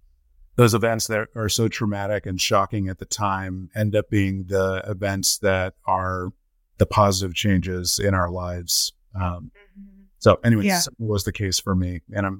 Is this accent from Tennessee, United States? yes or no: no; Colorado, United States; born there; So he moved my mother, my brother at the time, all of whom were from and born and raised in Trinidad Tobago, to Colorado. And then I was born soon after.